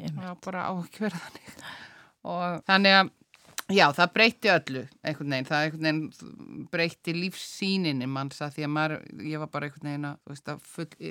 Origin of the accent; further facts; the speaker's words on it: Reykjavík, Capital Region, Iceland; moved away as an adult; also born or lived in Paris; Ég er úr Reykjavík, eh, ég fætt í Reykjavík